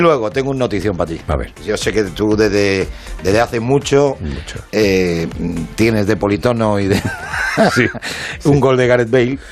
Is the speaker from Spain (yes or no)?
yes; Málaga, Andalusia, Spain; en mi tierra, en Málaga